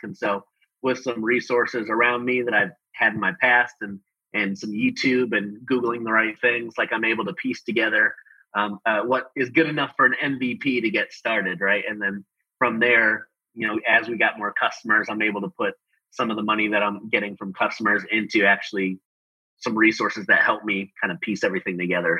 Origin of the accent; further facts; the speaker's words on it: Chicago, Illinois, United States; moved away as an adult; also born or lived in Denver / Australia; now in Houston, United States; I actually grew up in Chicago. Um, I grew up in Chicago in the Midwest